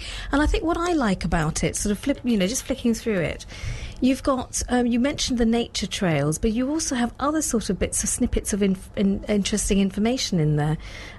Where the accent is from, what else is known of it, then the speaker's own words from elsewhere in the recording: Surbiton, London, United Kingdom; I grew up in Surbiton, so it was just down the road from me, Wimbledon.